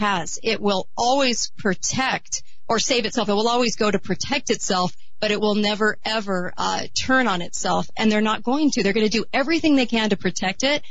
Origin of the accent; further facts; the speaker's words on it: United States; As an American people